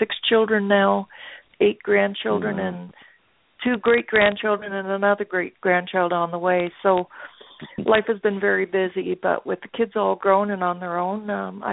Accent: Winnipeg, Manitoba, Canada; I come from Canada, Winnipeg, Manitoba, to be exact.

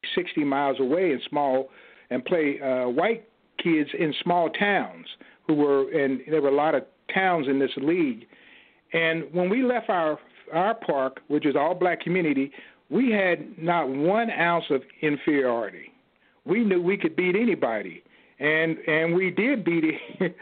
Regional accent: Kansas City, Kansas, United States; my hometown in Kansas City, Kansas

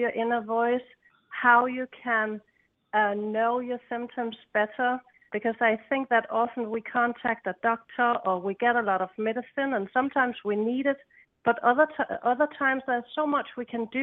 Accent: Denmark; I come from Denmark, and I come from an island, a green island

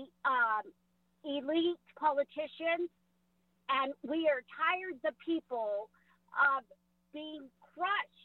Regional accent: California, United States; also born or lived in Turlock; I'm a Mexican American woman here in California. My family was here when this was Mexico.

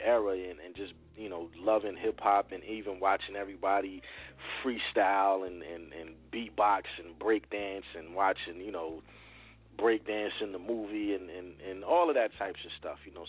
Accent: New Brunswick, New Jersey, United States; also born or lived in Willingboro, New Jersey; growing up in New Brunswick, right on Redmond Street

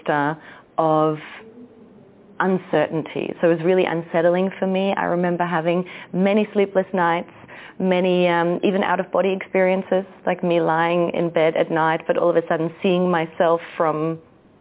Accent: Germany; moved away as an adult; also born or lived in Austria / Australia; now in Central America; I was born in Austria, raised in Germany, and then spent a decade in Australia

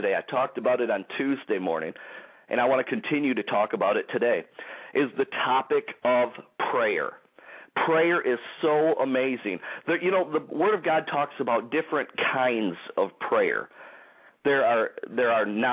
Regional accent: Detroit, Michigan, United States; the Detroit, Michigan area, my hometown area

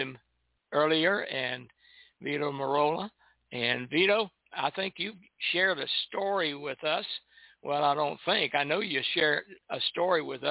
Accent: Goldsboro, North Carolina, United States; Goldsboro, North Carolina, my hometown.

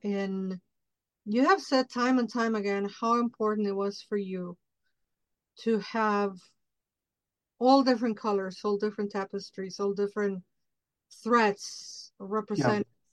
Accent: Mexico City, Mexico; moved away; I grew up in Mexico City, but it's like very influenced by United States and the culture.

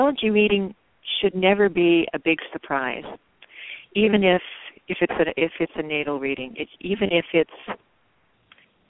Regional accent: the Bay Area, California, United States; now in Seattle, United States; I grew up in the Bay Area

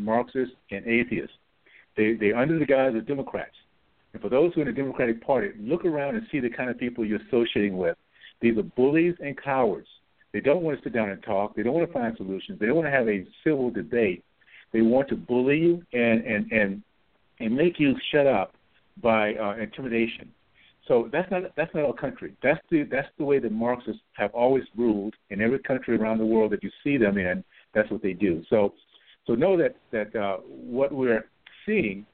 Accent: Deep South, United States; I grew up in the Deep South in the 60s and 70s

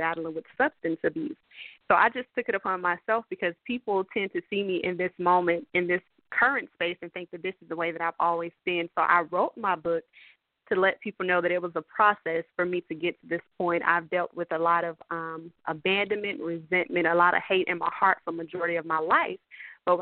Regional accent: Columbia, South Carolina, United States; So I'm from South Carolina, actually from Columbia, South Carolina, born and raised

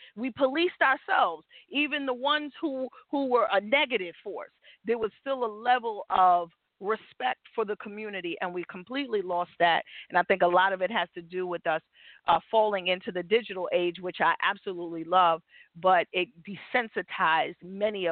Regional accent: New York, United States; born or raised there

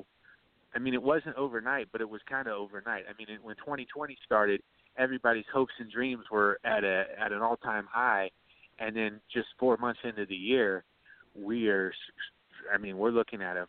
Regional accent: Ohio, United States; moved away; I grew up out there in Ohio, man. I grew up in a town.

